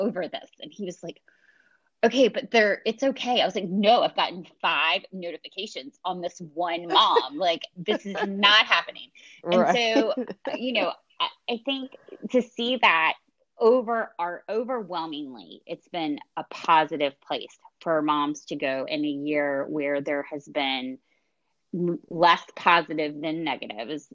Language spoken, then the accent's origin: English; Washington, North Carolina, United States; moved away as an adult; also born or lived in Chapel Hill, North Carolina; now in Atlanta, United States; I grew up in Little Washington in North Carolina